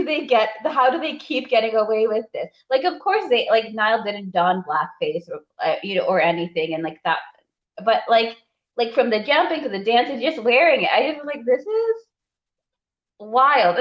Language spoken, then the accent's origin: English; Kenya; as a Kenyan, I'm not Maasai, but as a Kenyan